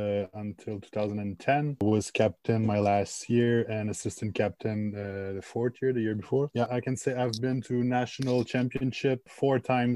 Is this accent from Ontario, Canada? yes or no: no; Laval, Quebec, Canada; moved away as an adult; also born or lived in Montreal; now in Belgium; I was born in Montreal. And then raised and lived in Laval, actually, couple houses away from Mathieu.